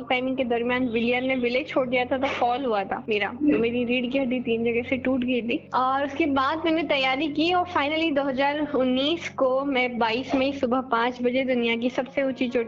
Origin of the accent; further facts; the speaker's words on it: Bhojnagar, Madhya Pradesh, India; और मैं मध्य प्रदेश में सीहोर जिला है सीहोर जिले में एक छोटा सा गाँव गांव है भोजनगर प्रॉपर मैं वहाँ से हूँ पापा खेती बाड़ी करते हैं